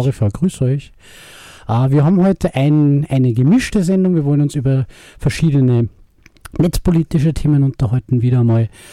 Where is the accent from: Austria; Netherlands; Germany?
Austria; bei uns in Österreich